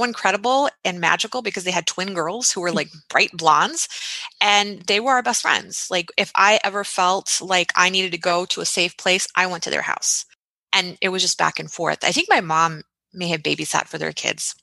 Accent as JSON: {"language": "English", "region": "Texas", "country": "United States", "tie": "born or raised there", "also_born_or_lived": "Chicago, Illinois"}